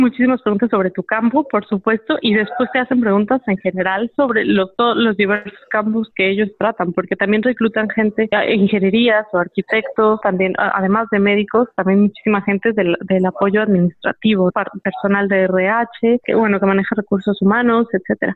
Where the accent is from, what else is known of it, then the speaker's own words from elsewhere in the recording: Morelia, Michoacán, Mexico; Viviendo en, México y creciendo en Morelia sobre todo.